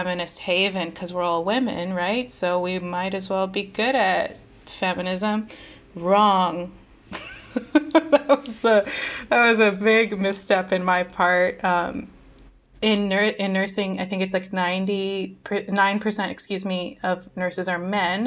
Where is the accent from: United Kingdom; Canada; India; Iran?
India; now in United States; as an Indian immigrant